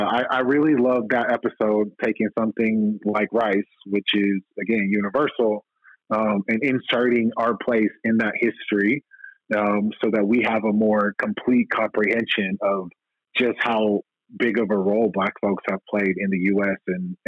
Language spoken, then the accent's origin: English; the South, United States; as a Black person growing up in the South